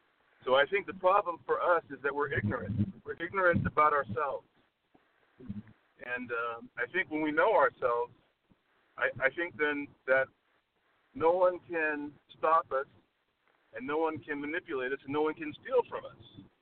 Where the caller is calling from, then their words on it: La Quinta, California, United States; I'm calling from La Quinta, California.